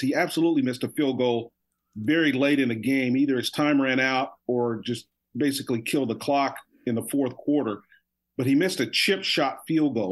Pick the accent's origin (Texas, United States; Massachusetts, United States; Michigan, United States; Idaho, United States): Texas, United States; growing up in Texas